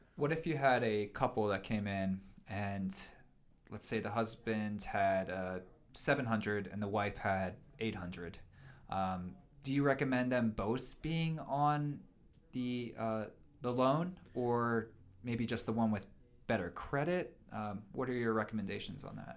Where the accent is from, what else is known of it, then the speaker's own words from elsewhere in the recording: Pennsylvania, United States; now in Missoula, United States; I grew up in Pennsylvania, and I grew up in a subdivision